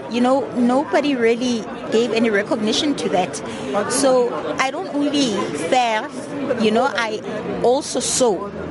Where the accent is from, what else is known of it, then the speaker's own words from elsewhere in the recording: South Africa; as South African women